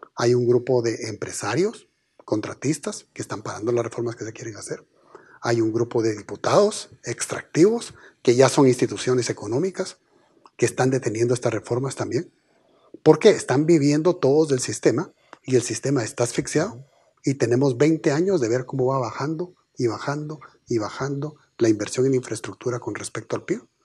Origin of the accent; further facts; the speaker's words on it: Guatemala; somos todos los guatemaltecos